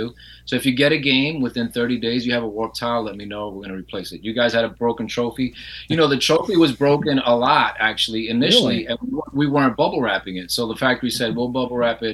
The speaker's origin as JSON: {"language": "English", "region": "New Jersey", "country": "United States", "moved": "as an adult", "lives_now": "Florida, United States", "said": "I'm from Jersey"}